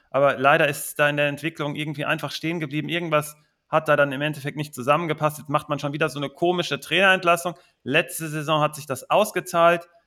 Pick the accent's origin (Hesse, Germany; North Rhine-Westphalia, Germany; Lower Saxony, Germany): North Rhine-Westphalia, Germany; Cologne; Als Kölner hat man immer das Problem gehabt, dass man gegen tiefstehende Gegner, dass da nicht viel ging.